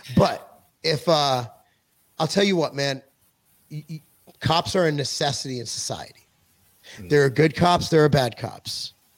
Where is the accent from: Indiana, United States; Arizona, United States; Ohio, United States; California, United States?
California, United States; moved away as an adult; now in Tennessee, United States; I'm a Jew from California